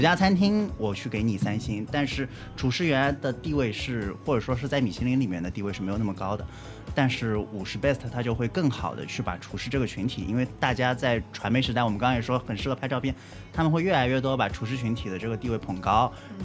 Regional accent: China; 我们作为中国人

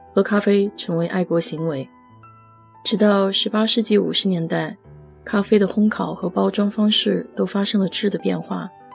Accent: China; now in United States; 我们中国人

